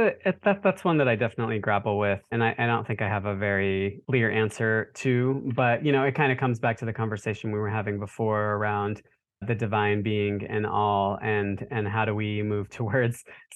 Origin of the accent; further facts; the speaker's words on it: Charlotte, North Carolina, United States; I grew up in Charlotte, North Carolina, and my brother and I were the only turban-wearing Sikh boys in the whole city in the 80s when we were growing up.